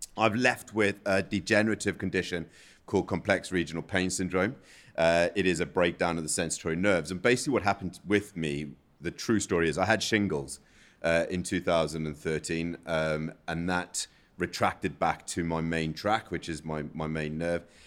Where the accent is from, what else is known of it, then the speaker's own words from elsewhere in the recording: South Africa; now in United Kingdom; I'm from South Africa, where we don't have a public transport.